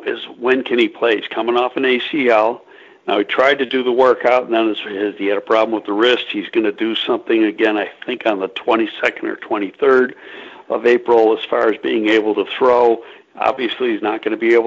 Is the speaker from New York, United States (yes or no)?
yes; Buffalo, New York, United States; moved away; I'm originally from Buffalo